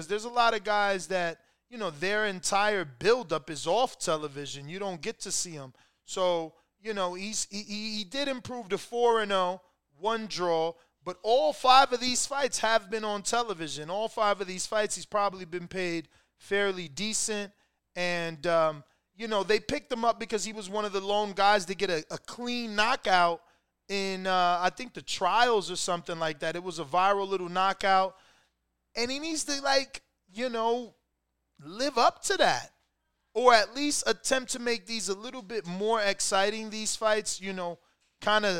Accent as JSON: {"language": "English", "region": "New Jersey", "country": "United States", "said": "I'm from New Jersey"}